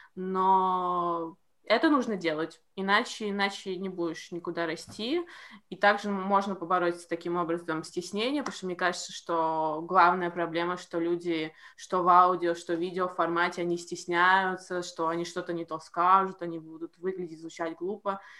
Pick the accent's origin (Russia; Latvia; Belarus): Latvia; я из Латвии